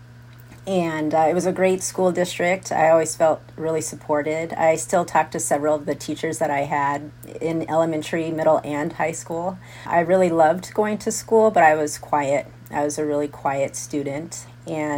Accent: Tucson, Arizona, United States; moved away as an adult; I grew up in Tucson, Arizona.

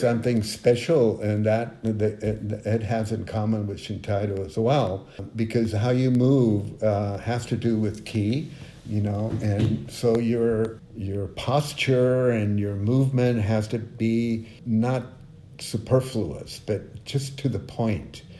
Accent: Mexico; moved away; I grew up in Mexico

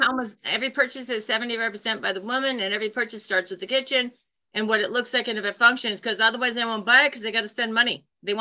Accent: New York City, New York, United States; I came from New York City and I was working retail

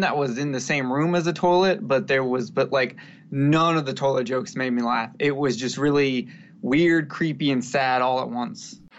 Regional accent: the South, United States; I'm from the South

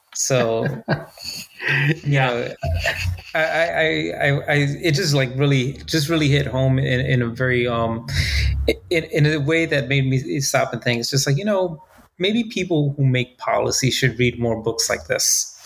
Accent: United States; being an American who's traveled abroad

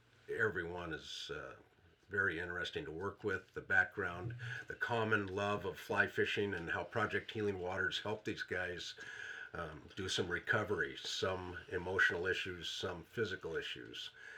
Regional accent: Canton, Michigan, United States; I'm from Canton, Michigan, down between Detroit and Ann Arbor. Been in Michigan for 37 years.

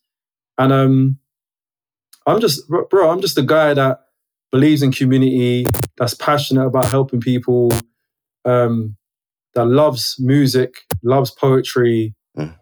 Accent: London, United Kingdom; I'm a guy who grew up in Brixton. Love South London, like South London, born and bred.

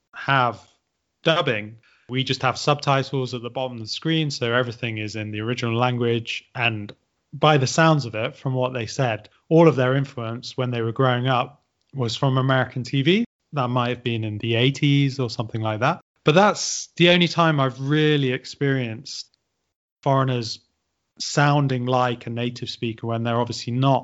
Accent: England, United Kingdom; first language English; I mean, obviously, I'm an English native speaker. I'm from England

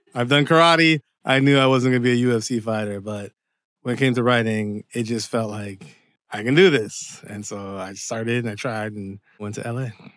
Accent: Windsor, Ontario, Canada; moved away as an adult; also born or lived in Dearborn, Michigan / Seattle, Washington; now in Los Angeles, United States; I was born in Canada, but my parents are Jamaican. And pretty much Windsor was my home up until around, like, the age of twenty-five

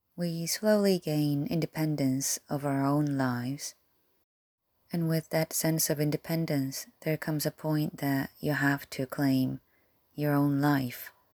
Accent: South Korea; English is a second language; moved away; I was born and raised in Korea

